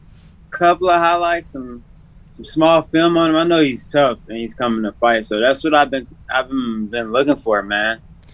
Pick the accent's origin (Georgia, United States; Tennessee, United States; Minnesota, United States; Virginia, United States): Tennessee, United States; Nashville; Yeah. Born and raised in Nashville, man.